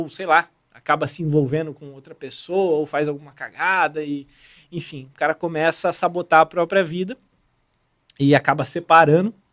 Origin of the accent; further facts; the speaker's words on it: São José dos Campos, São Paulo, Brazil; moved away as an adult; also born or lived in Rio de Janeiro / Santarém, Pará; Eu tinha morado, eu sou de São José dos Campos, na verdade. Tinha morado já em São Paulo, tinha morado aqui no Rio, né?